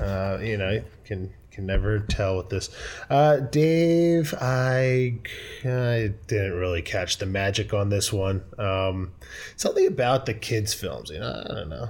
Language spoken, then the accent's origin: English; United States; I am the American Yank